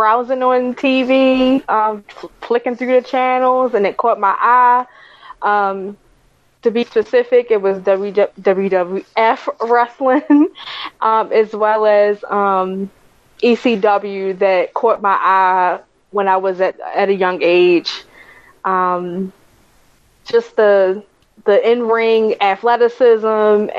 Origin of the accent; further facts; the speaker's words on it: Baltimore, Maryland, United States; I'm born and raised in Baltimore